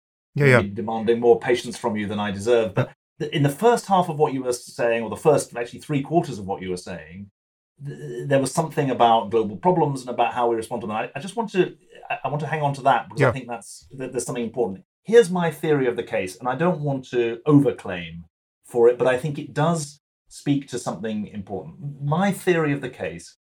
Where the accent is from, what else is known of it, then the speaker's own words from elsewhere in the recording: United Kingdom; moved away as an adult; also born or lived in Boston, United States; now in United States; as a British 12-year-old